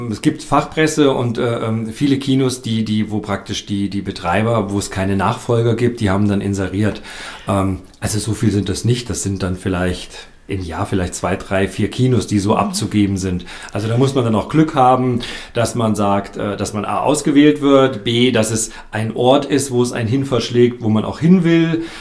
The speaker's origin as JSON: {"language": "German", "town": "Kassel", "region": "Hesse", "country": "Germany", "said": "Ich komme aus Kassel, genau."}